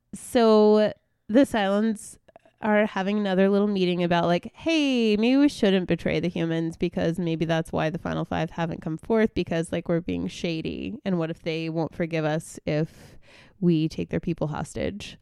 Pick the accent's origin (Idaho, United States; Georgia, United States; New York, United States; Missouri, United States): New York, United States; moved away as an adult; now that I'm leaving my home state